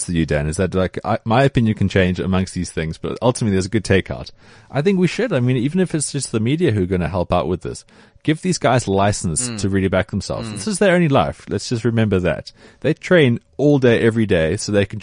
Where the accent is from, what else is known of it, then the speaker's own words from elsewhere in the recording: South Africa; as a South African